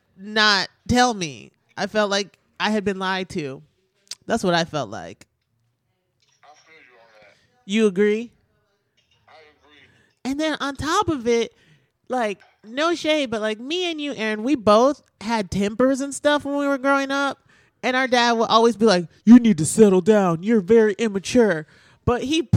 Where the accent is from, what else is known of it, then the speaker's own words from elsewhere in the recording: Milwaukee, Wisconsin, United States; I'm from Milwaukee, and I'm from the 80s and 90s